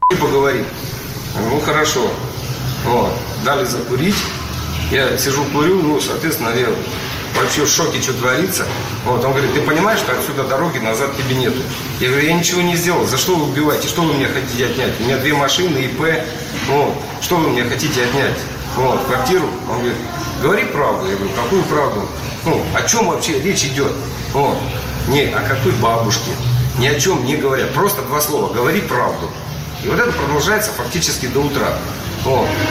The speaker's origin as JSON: {"language": "Russian", "country": "Ukraine", "tie": "born or raised there", "moved": "yes", "lives_now": "Russia", "said": "я родом с Украины"}